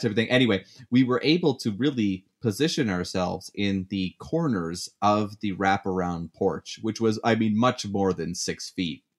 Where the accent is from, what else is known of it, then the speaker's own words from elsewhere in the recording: Canada; moved away as an adult; now in United States; being the Canadian